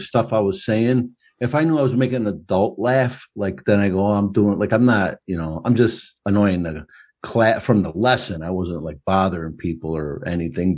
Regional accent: United States; also born or lived in Brooklyn, New York / Chicago, Illinois; I lived in Brooklyn. I grew up in between there and Chicago

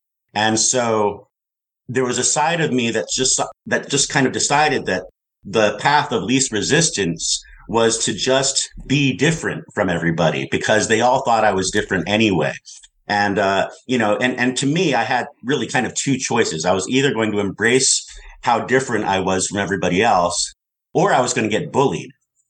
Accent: California, United States; born there; moved away; also born or lived in East Coast; well, I was born in California, but in the San Francisco Bay Area. And then we moved eventually to the East Coast because both of my parents were librarians.

